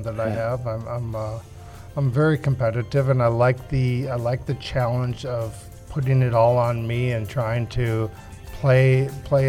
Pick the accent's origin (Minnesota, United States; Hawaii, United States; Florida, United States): Minnesota, United States; growing up here